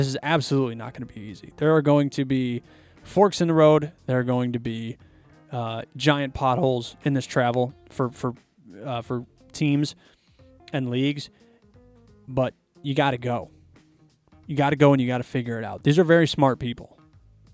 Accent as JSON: {"language": "English", "town": "Chicago", "region": "Illinois", "country": "United States", "said": "I'm from Chicago"}